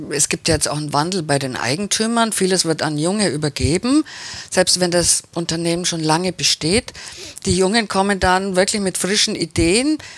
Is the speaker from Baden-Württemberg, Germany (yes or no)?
yes; Baden-Württemberg, Germany; Ich bin ja Schwäbin